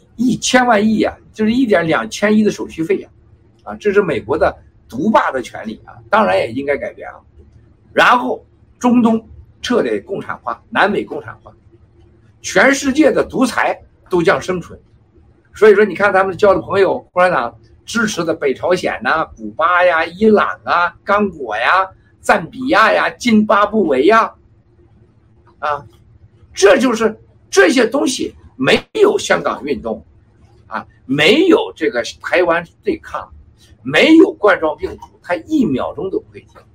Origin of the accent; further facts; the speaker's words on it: China; 我们中国人的聪明